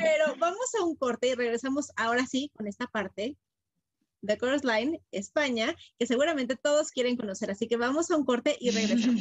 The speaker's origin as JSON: {"language": "Spanish", "country": "Mexico", "said": "yo soy la única mexicana extraña en el mundo"}